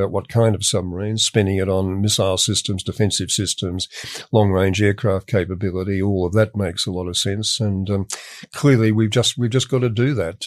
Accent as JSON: {"language": "English", "country": "Australia"}